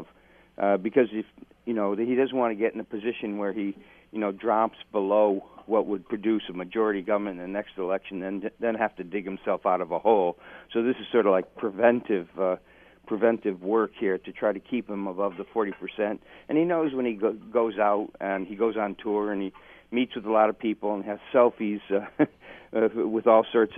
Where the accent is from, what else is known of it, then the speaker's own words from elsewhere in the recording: Dundas, Ontario, Canada; Dundas, my hometown